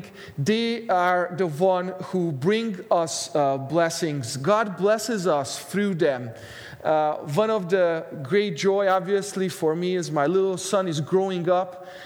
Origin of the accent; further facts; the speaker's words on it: Hungary; now in Canada; Every time I go home to Hungary, I'm originally from Hungary.